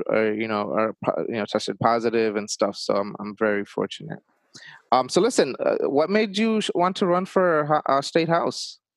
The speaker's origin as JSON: {"language": "English", "country": "Bangladesh", "tie": "born there", "second_language": "English", "said": "I wasn't born here. I was born in Bangladesh, so it makes sense that English wasn't my first language."}